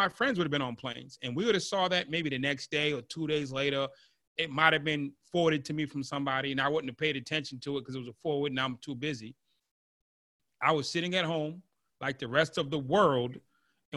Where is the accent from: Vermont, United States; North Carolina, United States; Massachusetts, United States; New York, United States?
Massachusetts, United States; I'm from Massachusetts, so Plymouth Rock is down the street from my house